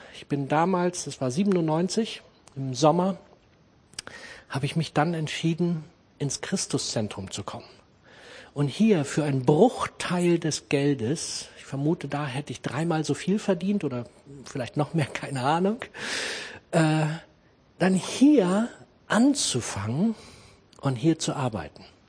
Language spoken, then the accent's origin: German; Germany; moved away as an adult; now in Braunschweig, Germany; Ich komme aus dem Harz, habe dort Kfz-Mechaniker gelernt